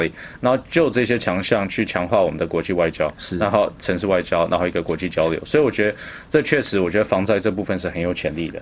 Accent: Vancouver, British Columbia, Canada; now in Taipei, Taiwan; 我是Vancouver boy

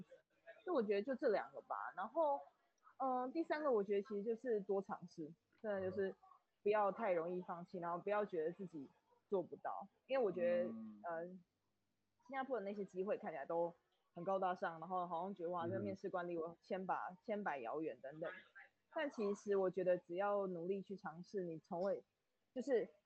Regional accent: Taiwan; 因为毕竟如果我们是台湾人去欧美国家，其实呃，我觉得 business 的缺没有这么多。

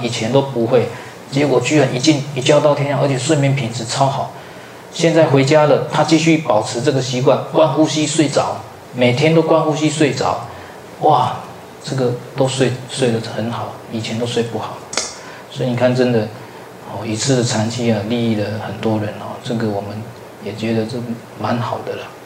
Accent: southern Taiwan, Taiwan; now in central Taiwan; 我本来是南部人，后来到北部去读书，啊，最后落脚在中部

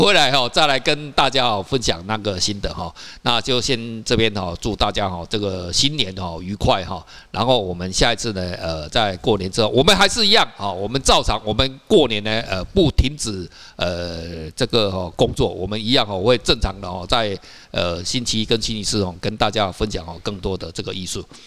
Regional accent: Taiwan; 我们台湾人

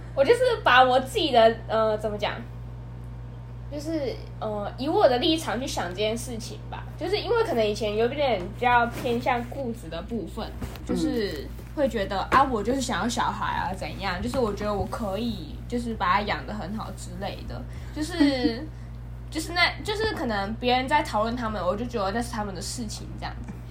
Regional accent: southern Taiwan, Taiwan; 我是一个土生土长的南部人

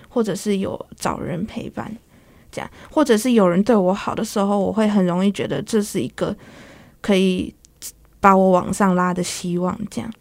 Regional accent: Changhua County, Taiwan; moved away as an adult; now in Taipei, Taiwan; 中部，算中，彰化那边

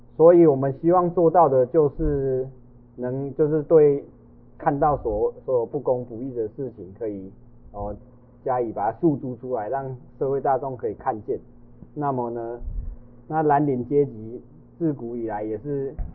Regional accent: Taiwan; first language Taiwanese Hokkien; Chinese is a second language; 我们四位的母语都是台语啊

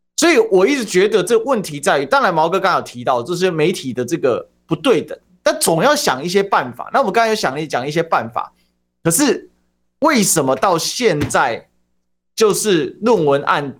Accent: Kaohsiung, Taiwan; 问题是我高雄人，我最清楚嘛

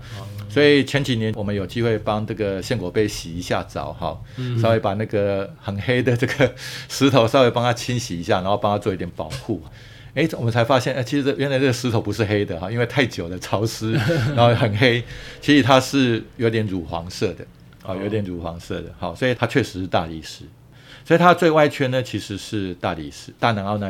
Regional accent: Taiwan; 我们台湾人

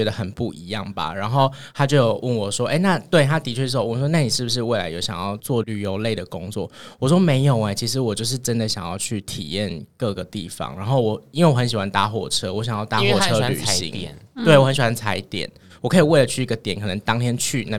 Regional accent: Taiwan; 那那些旅游是其实我们台湾人比较少知道的。

